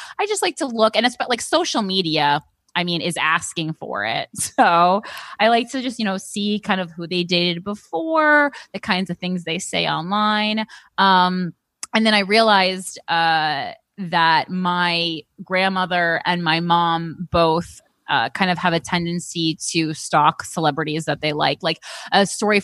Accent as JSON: {"language": "English", "town": "Union", "region": "New Jersey", "country": "United States", "said": "I'm from Union"}